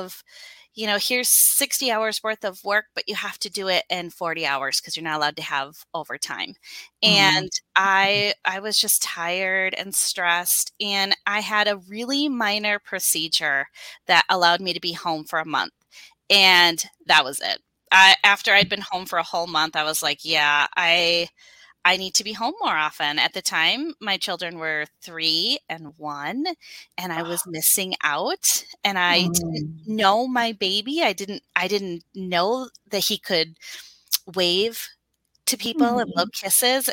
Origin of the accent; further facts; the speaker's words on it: Wisconsin, United States; I have been born and raised in Wisconsin. I've never known anything else. I'm a true Wisconsin girl